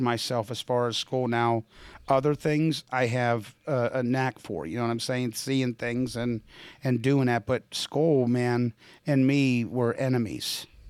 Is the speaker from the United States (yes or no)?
yes; Pittsburgh, Pennsylvania, United States; moved away; also born or lived in Midwest; I'm from Pittsburgh, so I know what the East Coast is all about